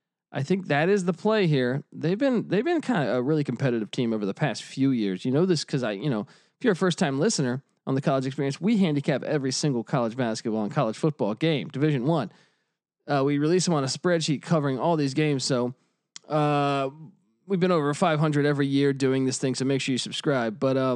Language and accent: English; Washington, District of Columbia, United States; Guys, I grew up in the Washington area, so I went to plenty of Bullets games where Daryl Walker was the point guard.